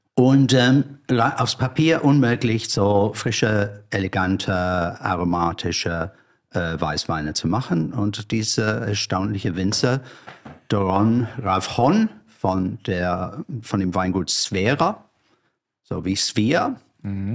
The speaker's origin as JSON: {"language": "German", "region": "London", "country": "United Kingdom", "second_language": "German", "moved": "as an adult", "lives_now": "Germany", "said": "ich stamme aus einer langweil grüner, aber langweiliger Vorort von London. Auf der falschen Seite, der Südostseite."}